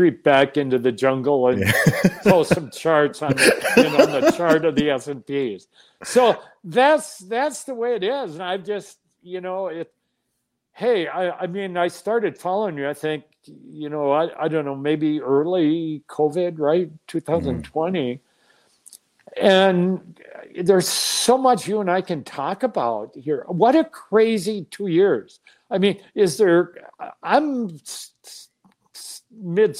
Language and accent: English; Minnesota, United States; moved away as an adult; also born or lived in Chicago; Minnesota, born and raised in Minnesota, lived in Minnesota